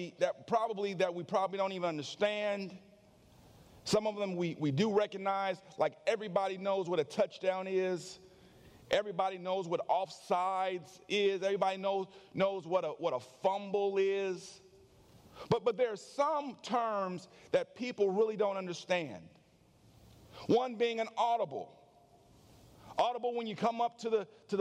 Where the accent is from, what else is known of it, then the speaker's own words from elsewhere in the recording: California, United States; now in Conyers, United States; I grew up in California